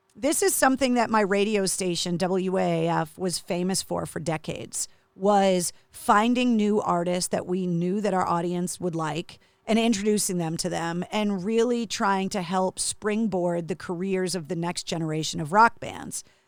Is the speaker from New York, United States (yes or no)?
no; Massachusetts, United States; growing up in Massachusetts